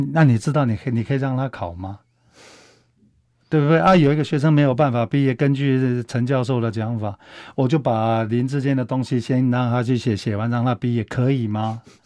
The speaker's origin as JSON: {"language": "Chinese", "country": "Taiwan", "said": "我们台湾人是见了棺材还不会流泪"}